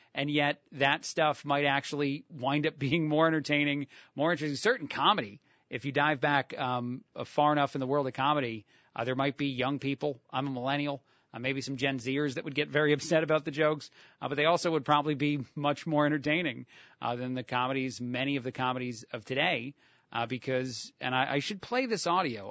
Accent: New Jersey, United States; I'm from New Jersey.

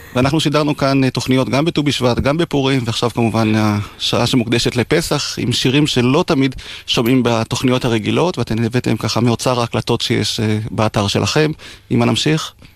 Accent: Degania Alef, Northern District, Israel; נולדתי וגדלתי בקיבוץ דגניה א'

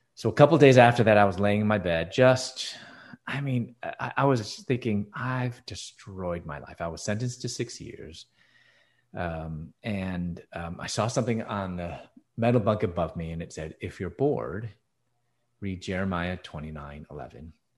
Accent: Chicago, Illinois, United States; moved away as an adult; also born or lived in Louisville, Kentucky; I was born and raised in Chicago

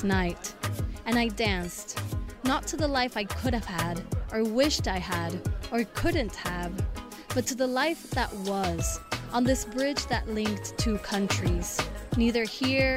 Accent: Argentina; moved away; Argentina, my home country, as it continued living without me there, because I had migrated 17 years

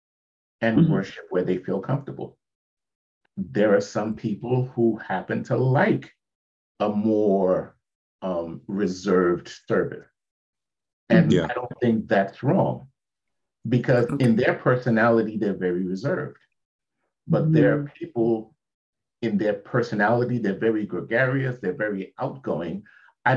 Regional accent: New York City, New York, United States; now in Florida, United States; In New York, if you ask me where I was from, I'd tell you I'm from Brooklyn

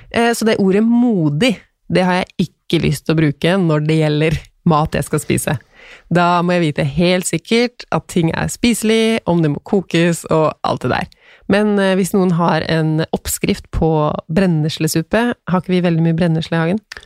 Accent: Tønsberg, Vestfold, Norway; now in Stabekk, Norway; Jeg er fra Tønsberg, men nå bor vi på Stabekk.

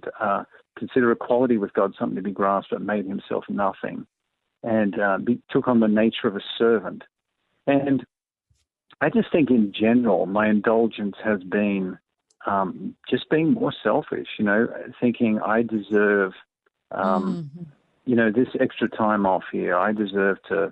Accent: Australia; I'm from Australia

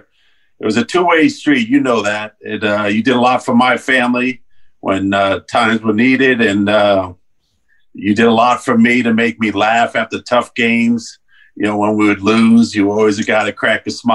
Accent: Madison, New Jersey, United States; moved away as an adult; now in Nashville, United States; I'm from a small town in Madison, New Jersey, northern New Jersey

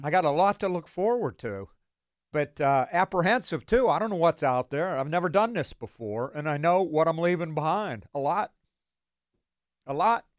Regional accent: Beaver Falls, Pennsylvania, United States; I'm from Beaver Falls.

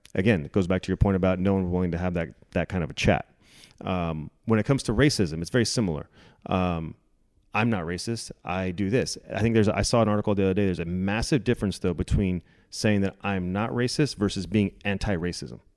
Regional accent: California, United States; born or raised there; moved away as an adult; now in Dallas, United States

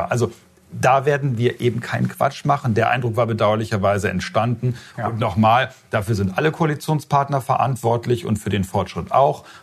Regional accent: Lower Saxony, Germany; Ich habe ein ganz reales Beispiel aus meinem Heimatland Niedersachsen.

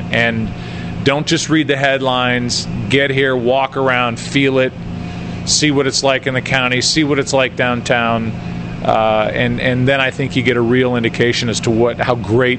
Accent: Ladue, Missouri, United States; I don't tell people I'm from Ladue. I tell people I'm from St. Louis.

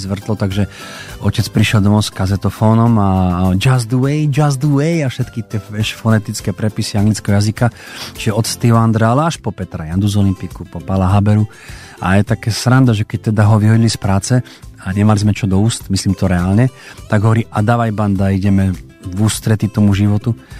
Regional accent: Košice, Košice Region, Slovakia; doma v Košiciach

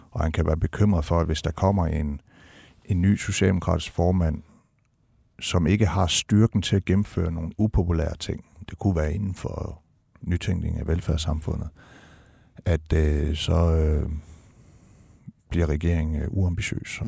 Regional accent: Denmark; som dansker

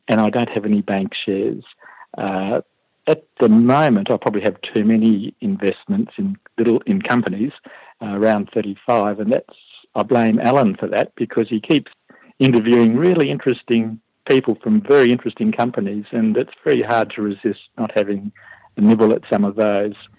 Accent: Perth, Western Australia, Australia; moved away as an adult; now in Canberra, Australia; I'm originally from Perth

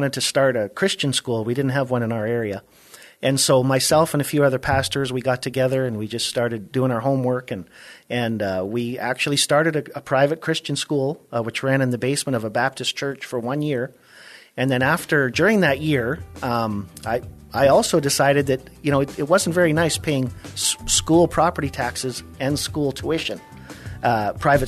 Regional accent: Alberta, Canada; moved away as an adult; also born or lived in Ontario, Canada; now in South Texas, United States; my hometown in Alberta

